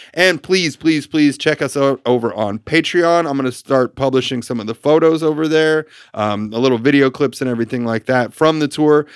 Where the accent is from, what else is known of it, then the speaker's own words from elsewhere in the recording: New York, United States; as a New Yorker